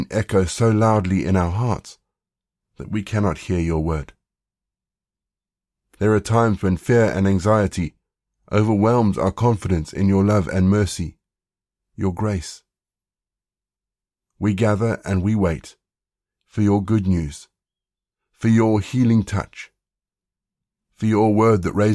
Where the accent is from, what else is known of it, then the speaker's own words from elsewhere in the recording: South Africa; growing up in South Africa